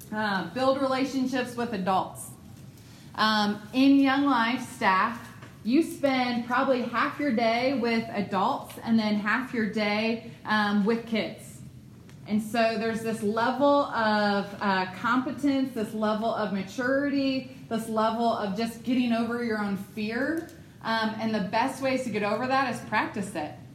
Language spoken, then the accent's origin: English; Ohio, United States; moved away; I'm from Ohio. I don't do like the southern pleasantries of Bless Your Heart.